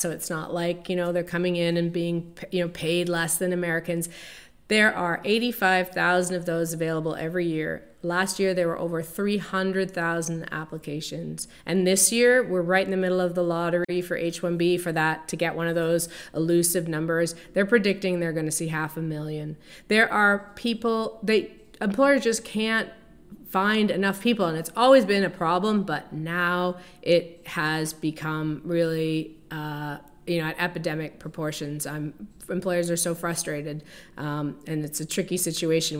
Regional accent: Canada; moved away as an adult; now in Chicago, United States; I'm originally from Canada, and I came, I immigrated to the United States.

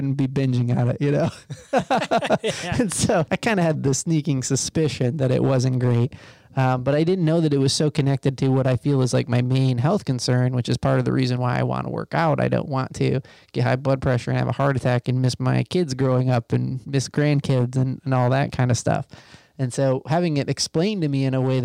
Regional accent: Michigan, United States; moved away; in the places where I grew up in Michigan, my dad worked in a factory

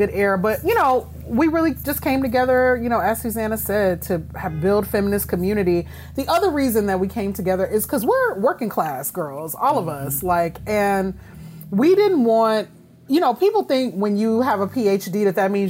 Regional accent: Shreveport, Louisiana, United States; my my hometown is the place where … the song from circa 04, was created Shreveport, Louisiana.

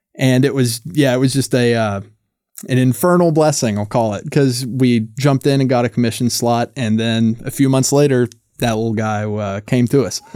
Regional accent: North Carolina, United States; I'm from North Carolina

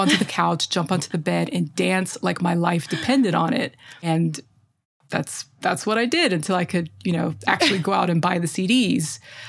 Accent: Indiana, United States; I was just a kid growing up in Central Indiana.

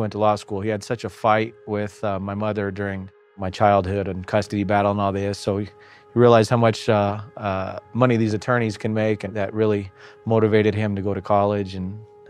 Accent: Las Vegas, Nevada, United States; born there; I was born in Las Vegas, 1981. I have four sisters and three brothers.

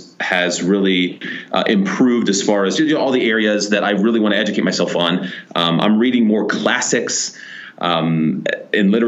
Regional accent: Columbus, Ohio, United States; moved away as an adult; we're from Columbus, Ohio

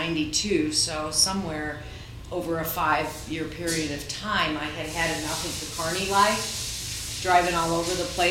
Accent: Ames, Iowa, United States; also born or lived in Des Moines, Iowa; I grew up in Ames, Iowa

